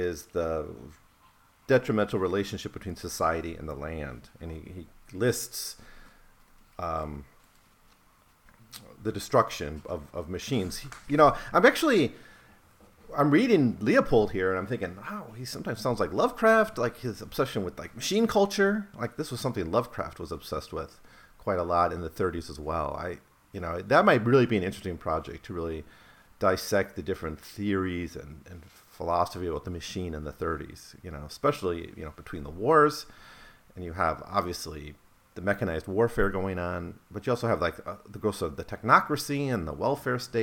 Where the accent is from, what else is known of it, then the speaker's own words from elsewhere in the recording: Wisconsin, United States; I was growing up in Wisconsin